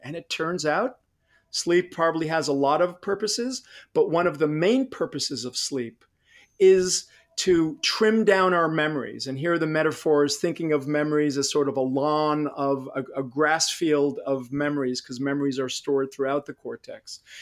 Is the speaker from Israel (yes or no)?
yes; Israel; moved away; I grew up in Israel